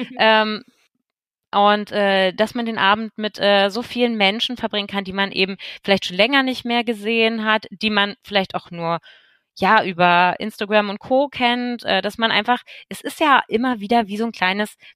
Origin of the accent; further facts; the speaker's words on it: Berlin, Germany; Ich bin ja auch aus Berlin und hier sehen wir uns nie, aber dort verbringt man Zeit zusammen.